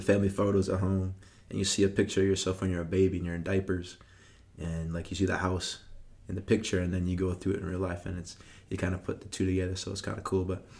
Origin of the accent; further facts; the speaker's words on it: Belleville, Ontario, Canada; born there; also born or lived in Trenton / Ottawa; Yeah, so I was born in Belleville. So we lived in Belleville and then Trenton. And those were kind of my early years.